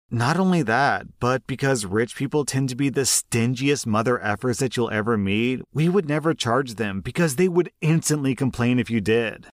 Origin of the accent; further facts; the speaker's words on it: United States; as an American